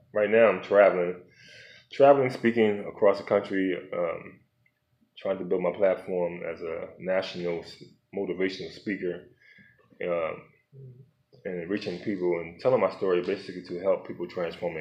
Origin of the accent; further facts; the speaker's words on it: Philadelphia, Pennsylvania, United States; my life growing up in South Philadelphia